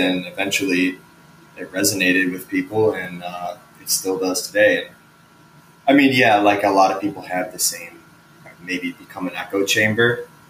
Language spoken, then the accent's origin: English; Chicago, Illinois, United States; So, yeah, I grew up around Chicago, like South Burbs, and then moved to the city when I was 21.